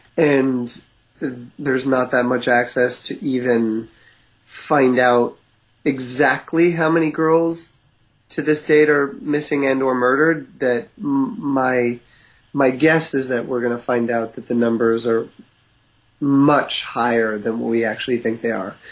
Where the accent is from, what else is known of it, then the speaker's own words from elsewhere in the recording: East Coast, Canada; now in West Coast, Canada; I grew up in the East Coast